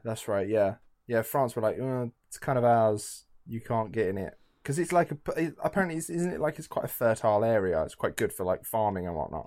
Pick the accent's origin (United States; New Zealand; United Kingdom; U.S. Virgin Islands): United Kingdom; England